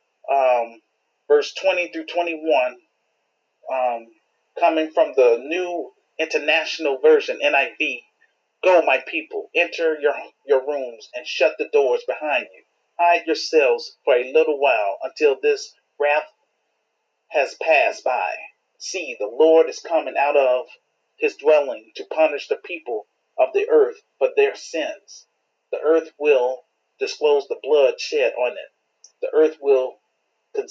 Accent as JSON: {"language": "English", "town": "Chicago", "region": "Illinois", "country": "United States", "tie": "born or raised there", "said": "my home city, Chicago"}